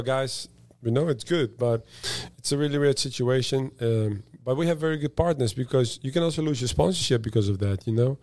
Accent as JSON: {"language": "English", "country": "Netherlands", "moved": "yes", "said": "I'm from the Netherlands"}